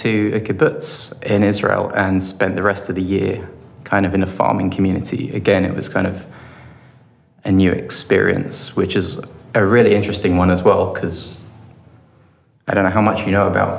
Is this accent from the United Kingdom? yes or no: yes; London, United Kingdom; moved away as an adult; also born or lived in Bristol / Southampton; I come from London originally